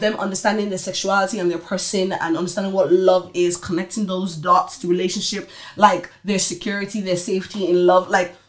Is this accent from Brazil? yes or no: no; Nigeria; probably it's a mixture of because like we're Nigerian